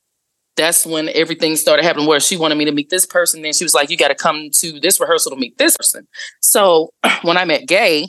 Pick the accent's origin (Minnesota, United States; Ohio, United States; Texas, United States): Texas, United States; Dallas; I am from Dallas, Texas, born and raised in Oak Cliff